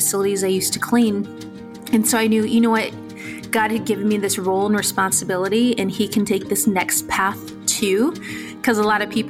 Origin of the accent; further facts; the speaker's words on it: San Diego, California, United States; When I was growing up in San Diego, California, I was from a low-income home